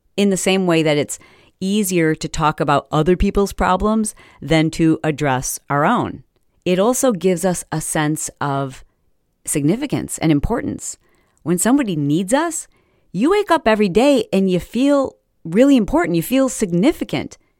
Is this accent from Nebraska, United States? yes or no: no; Fowlerville, Michigan, United States; also born or lived in Detroit, Michigan; we moved to this little teeny tiny town town, yeah, town, called Fowlerville, Fowlerville, Michigan